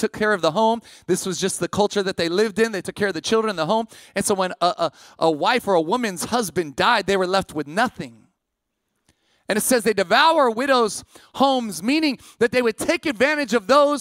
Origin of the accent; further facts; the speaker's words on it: Sacramento, California, United States; moved away as an adult; also born or lived in Massachusetts; I grew up in Sac, but I ended up on the East Coast